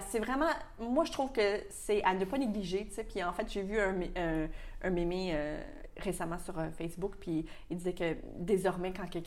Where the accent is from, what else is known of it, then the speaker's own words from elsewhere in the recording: Quebec, Canada; ça fait partie de notre culture aussi, beaucoup au Québec.